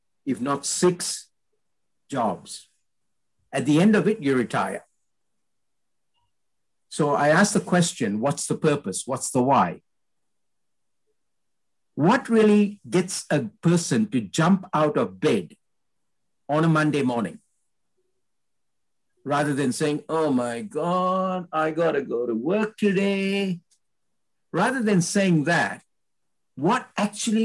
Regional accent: Malaysia; My parents originated from India. I'm Indian in blood, but I was born in Malaysia.

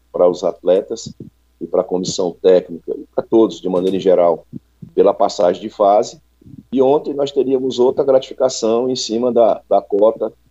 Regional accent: Fortaleza, Ceará, Brazil; É, eu sou do Ceará.

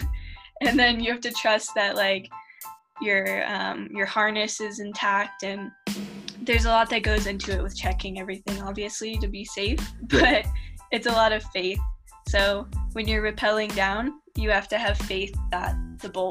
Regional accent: New Orleans, Louisiana, United States; moved away as an adult; also born or lived in California; now in Boulder, United States; I'm actually from New Orleans

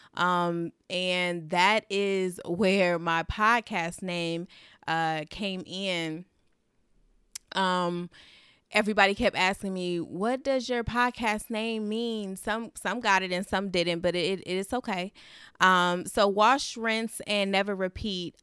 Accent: Los Angeles, California, United States; now in Dallas, United States; I am originally from Los Angeles, California, but reside in Dallas, Texas

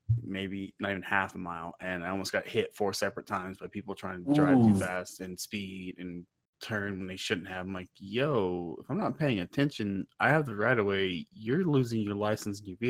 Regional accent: East Texas, United States; I grew up in Texas, so that was where you went. If you wanted to get away from East Texas, you went south

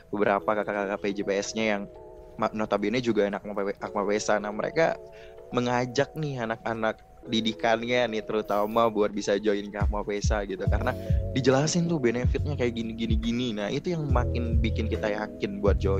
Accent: Riau, Indonesia; merupakan rangkaian kegiatan yang ada di uh, Riau khususnya ya karena aku berasal dari Riau

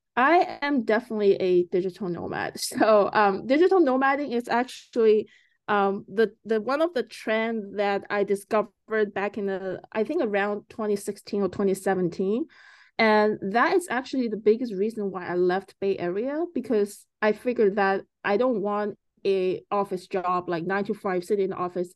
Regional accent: China; moved away as an adult; also born or lived in Canada / United States; now in Vancouver, Canada; I was growing up in China until, uh, eighteen years old, and I came to Canada.

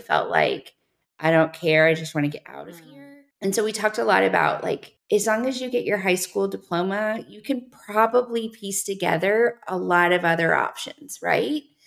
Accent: the South, United States; I'm from the South

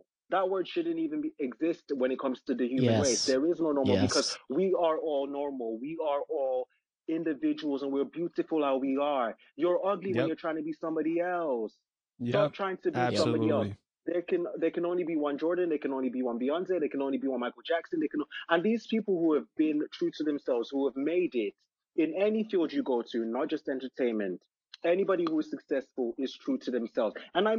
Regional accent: London, United Kingdom; born there; also born or lived in Nigeria; I'm African. My parents are African. I was born in London, but I lived in Nigeria for a while.

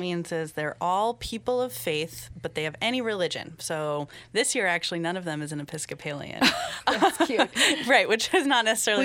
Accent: Seattle, Washington, United States; moved away as an adult; also born or lived in Poughkeepsie, New York / Cameroon; now in Dutchess County, United States; I grew up in Seattle, Washington, with passionate atheists who believe in freedom from religion

